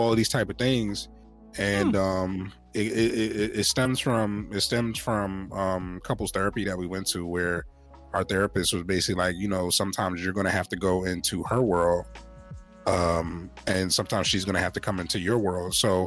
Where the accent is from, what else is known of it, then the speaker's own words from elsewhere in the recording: Philadelphia, Pennsylvania, United States; I'm from Philadelphia, Pennsylvania.